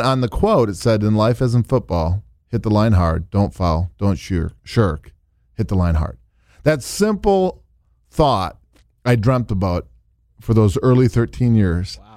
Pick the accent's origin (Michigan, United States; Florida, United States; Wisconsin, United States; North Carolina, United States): Wisconsin, United States; moved away as an adult; also born or lived in Miami; I grew up in Wisconsin to a family of 4 older sisters and no brothers.